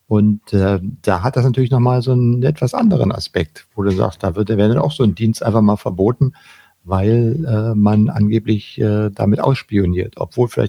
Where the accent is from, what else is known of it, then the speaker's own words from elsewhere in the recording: Berlin, Germany; Ich bin schließlich in Westberlin aufgewachsen. Wir mhm. waren von allen Seiten von bedroht.